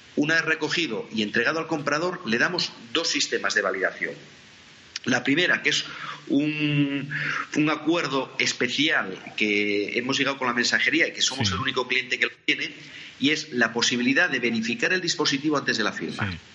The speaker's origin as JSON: {"language": "Spanish", "town": "Oviedo", "region": "Asturias", "country": "Spain", "tie": "born or raised there", "said": "nací en Oviedo"}